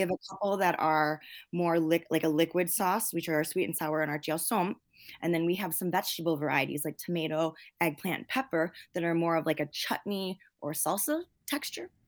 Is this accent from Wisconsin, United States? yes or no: yes; Milwaukee, Wisconsin, United States; I'm Lao American. I was born and raised here